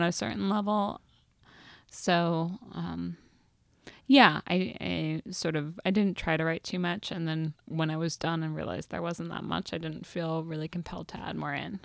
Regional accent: Seattle, Washington, United States; I grew up in Seattle around Ken Griffey Junior and Alex Rodriguez.

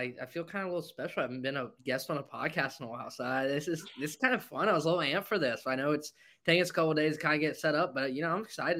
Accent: Greenville, South Carolina, United States; My hometown, Greenville Swamp Rabbits

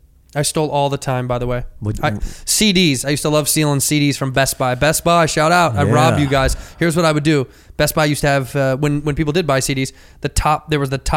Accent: United States; we're Americans.

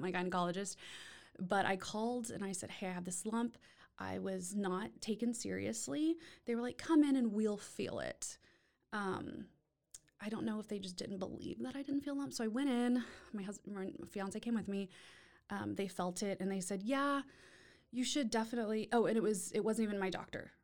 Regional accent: Austin, Texas, United States; now in Waco, United States; was born and raised in Austin

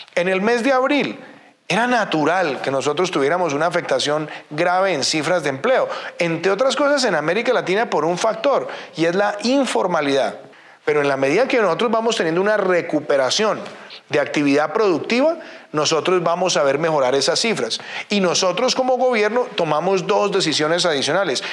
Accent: Colombia

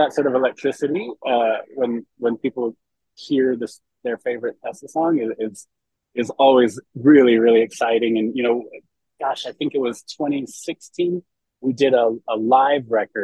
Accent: San Francisco Bay Area, California, United States; I grew up in the Bay Area, the San Francisco Bay Area, and still live there to this day

